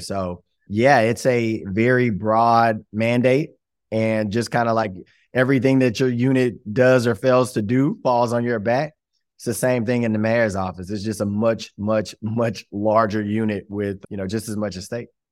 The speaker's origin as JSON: {"language": "English", "town": "Shreveport", "region": "Louisiana", "country": "United States", "tie": "born or raised there", "said": "I am from Shreveport, Louisiana, where I proudly am sitting today. Was born and raised right here"}